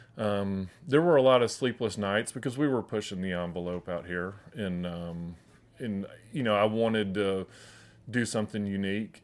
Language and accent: English; Chattanooga, Tennessee, United States; I grew up in Chattanooga